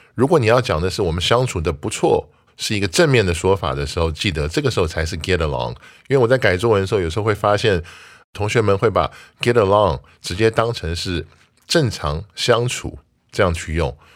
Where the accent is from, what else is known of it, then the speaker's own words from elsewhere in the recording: Taiwan; 作为台湾人